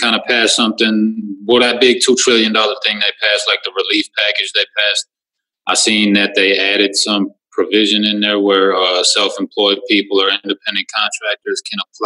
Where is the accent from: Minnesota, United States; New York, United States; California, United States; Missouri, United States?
Minnesota, United States; Minneapolis; I'm born and raised in Minneapolis, Minnesota, enrolled in Leech Lake